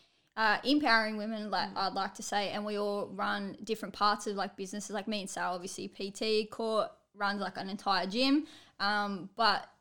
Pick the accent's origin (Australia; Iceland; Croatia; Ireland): Australia; us Aussies here